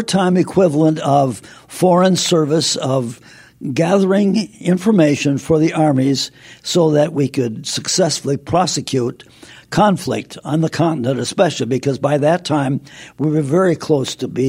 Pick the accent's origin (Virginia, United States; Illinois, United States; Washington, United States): Illinois, United States; Aurora; I went across the river from my hometown, Aurora, to Aurora College, which is now Aurora University.